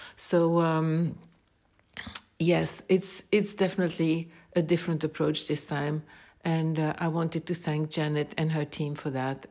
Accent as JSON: {"language": "English", "country": "Belgium", "said": "I am from Belgium"}